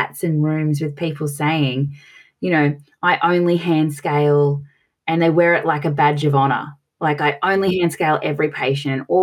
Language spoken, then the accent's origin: English; Australia; accent: Australian; as you can tell from my piercing accent, I'm from Australia